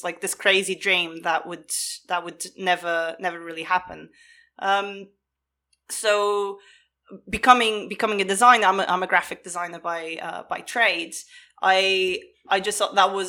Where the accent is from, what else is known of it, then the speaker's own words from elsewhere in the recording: Portugal; I grew up in Portugal